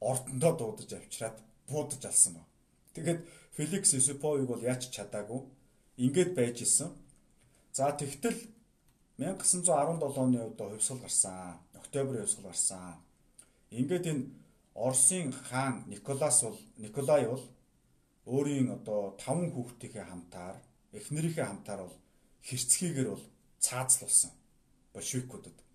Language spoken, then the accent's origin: Mongolian; Mongolia